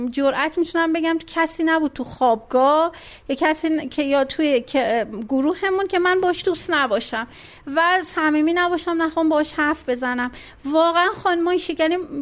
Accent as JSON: {"language": "Persian", "town": "Meymeh", "region": "Isfahan", "country": "Iran", "tie": "born or raised there", "said": "به دنیا اومدم پدرم نیرو هوایی بودن اصفهان و تا 9 سالگی اصفهان بودیم"}